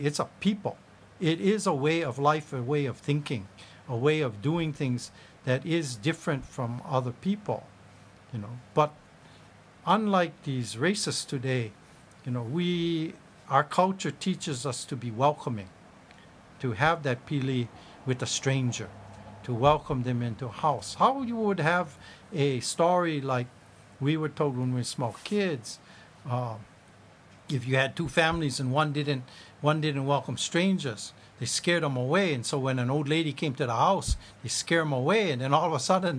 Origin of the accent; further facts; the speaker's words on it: Hawaii, United States; being Hawaiian